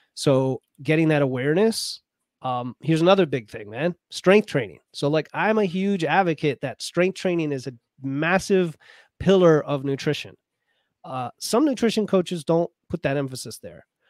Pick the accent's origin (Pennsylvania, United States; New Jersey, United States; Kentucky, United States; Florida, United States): Florida, United States; as a kid growing up in Florida